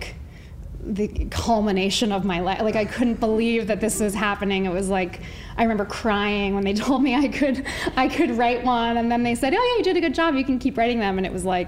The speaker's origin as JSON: {"language": "English", "town": "New Haven", "region": "Connecticut", "country": "United States", "tie": "born or raised there", "said": "I grew up in New Haven"}